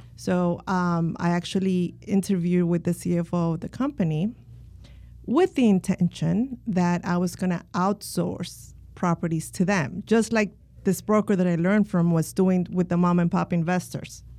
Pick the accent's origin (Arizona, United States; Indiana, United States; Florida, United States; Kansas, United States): Florida, United States; Miami; also born or lived in Colombia; now in Orlando, United States; I was born in Colombia, and my mom immigrated from Colombia when I was eight. So I was raised in Miami